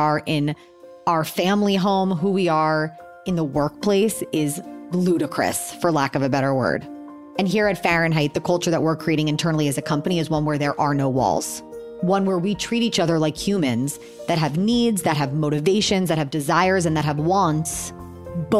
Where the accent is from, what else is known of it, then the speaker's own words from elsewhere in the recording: Miami, Florida, United States; I'm 35 years old. I'm from Miami, Florida.